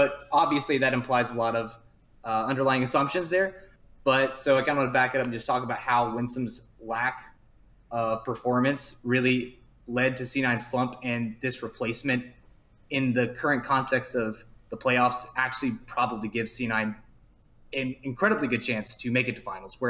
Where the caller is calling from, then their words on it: Dallas, Texas, United States; Dallas, Texas.